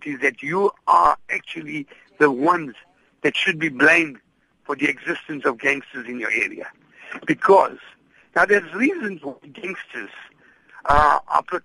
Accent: Gauteng, South Africa; now in Cape Town, South Africa; I come from Gauteng, and I know in the Gauteng area, practically every town has an indoor facility

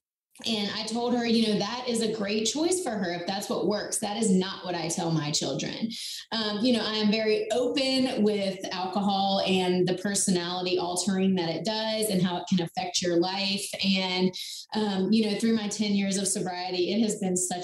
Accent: North Carolina, United States; I'm from North Carolina. I live right outside of Charlotte

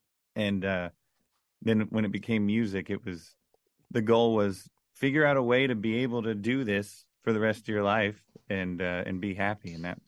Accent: Orlando, Florida, United States; now in Nashville, United States; Really, it would have been just growing up in Orlando in the, you know, around the kids and stuff I grew up around. It was kind of wasn't the wealthiest area

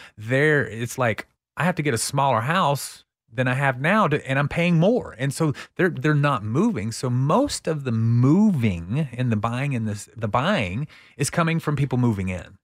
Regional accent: Texas, United States; accent: twang; I'm Texan

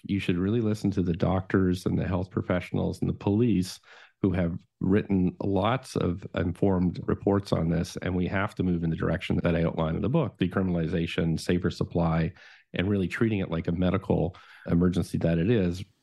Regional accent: Nova Scotia, Canada; moved away; My family growing up in Nova Scotia, they are all prohibitionists

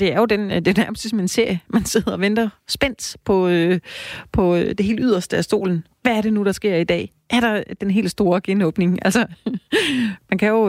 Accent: Denmark; os som danskere

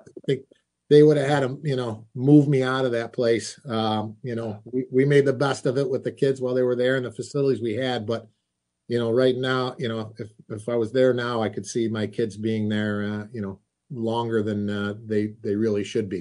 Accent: Rochester, New York, United States; my hometown

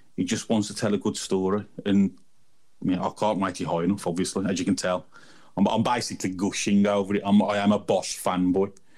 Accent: England, United Kingdom; I'm a heathen from England.

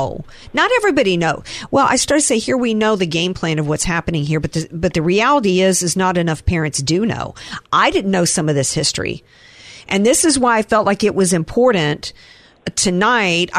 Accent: the South, United States; I grew up in the South

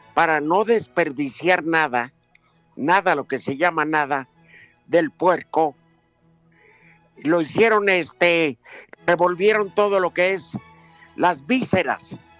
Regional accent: Veracruz, Mexico; como buenos veracruzanos

